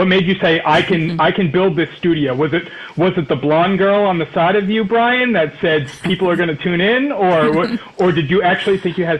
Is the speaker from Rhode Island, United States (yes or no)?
yes; Rhode Island, United States; I'm from Rhode Island.